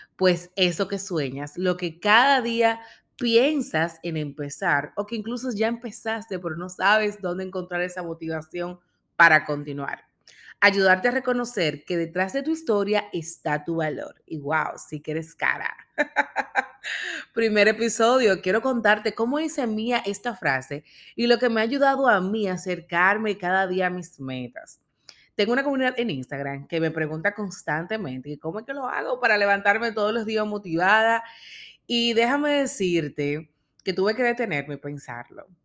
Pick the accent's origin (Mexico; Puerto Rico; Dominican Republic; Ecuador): Dominican Republic; Soy dominicana, coach de vida y liderazgo.